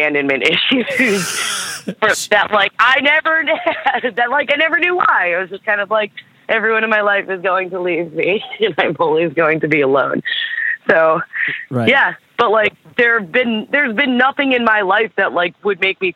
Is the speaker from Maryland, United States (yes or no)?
yes; Baltimore, Maryland, United States; born or raised there; also born or lived in Camden, New Jersey